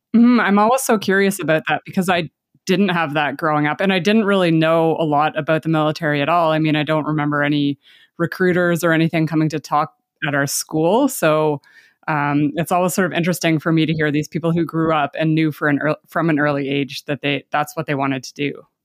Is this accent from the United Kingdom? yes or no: no; Canada; I'm Canadian